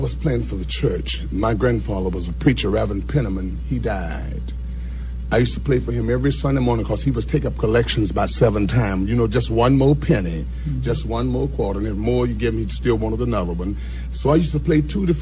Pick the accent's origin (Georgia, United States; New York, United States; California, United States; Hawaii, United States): Georgia, United States; Macon; my hometown, Macon, Georgia